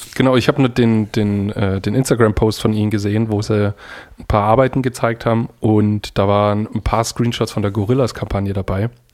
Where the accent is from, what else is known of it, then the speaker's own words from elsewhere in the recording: Germany; now in Denmark; ich bin Deutscher